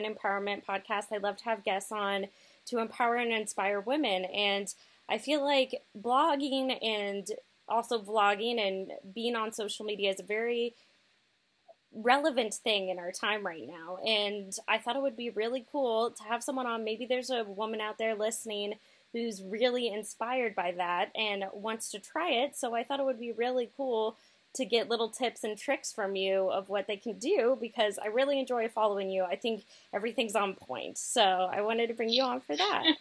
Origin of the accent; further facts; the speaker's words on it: Texas, United States; now in Seattle, United States; I'm actually from Texas